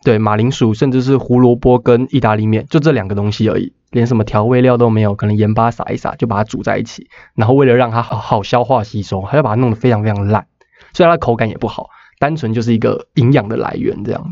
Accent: Taiwan; 身为一个台湾人

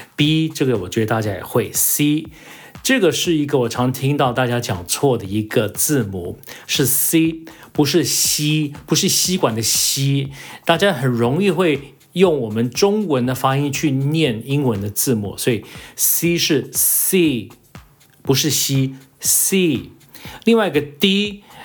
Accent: United States; moved away; 因为我在美国长大

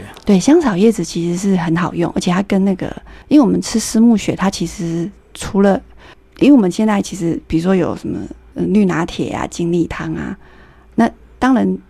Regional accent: Taiwan; 我们台湾

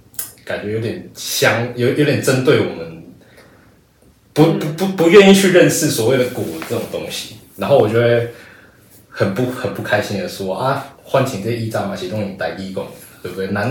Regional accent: Taiwan; accent: Taiwanese; 哦不会啊，就跟我讲中文也有一点台台语腔。

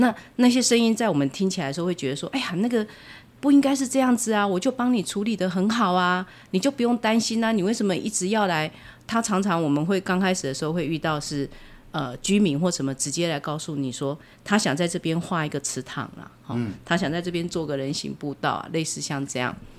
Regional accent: Changhua County, Taiwan; moved away; 我在台中边缘的城市长大的，比较乡下的地方

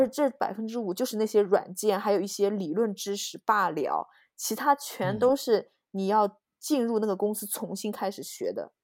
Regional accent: China; moved away; 因为我是中国人

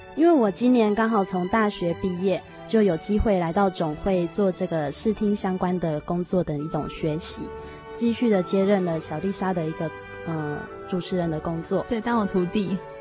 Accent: Tainan, Taiwan; 我从台南来的，然后我在大学的主修科系是社会工作系

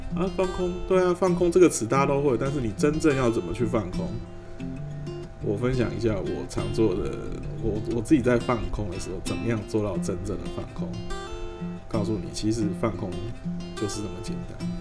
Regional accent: Taiwan; 身为一个台湾人

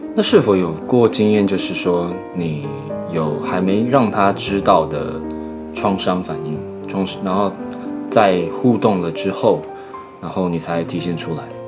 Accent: Hsinchu, Taiwan; 我是新竹

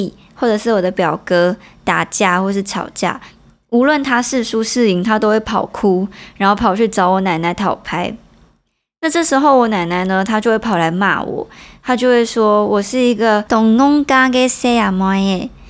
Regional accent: Nanzhuang, Miaoli County, Taiwan; first language Hakka; Chinese is a second language; now in Taipei, Taiwan; 我小时候是住在苗栗县的南庄乡，我觉得它是一个湿漉漉的半山腰

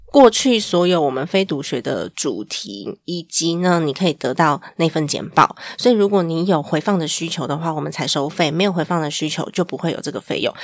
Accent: Taiwan; 我们身在这个国家，对于国家的认同感还是要有的

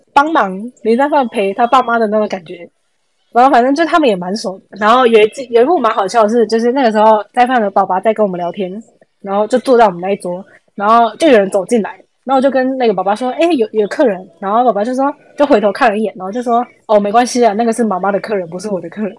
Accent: Taiwan; 我们是台湾人

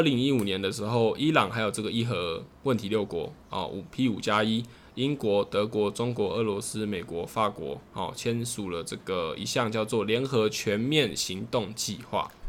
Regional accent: Taiwan; 我自己身为台湾人

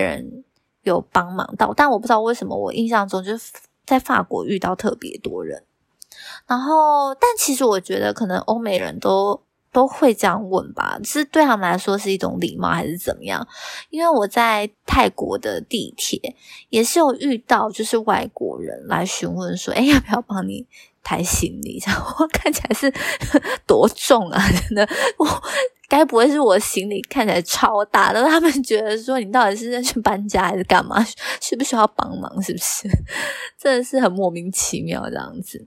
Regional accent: Taiwan; 我身为台湾人呢，我是习惯让座的

